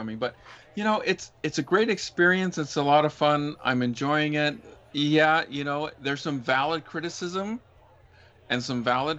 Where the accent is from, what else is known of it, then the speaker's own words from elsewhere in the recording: Utah, United States; where I grew up in Utah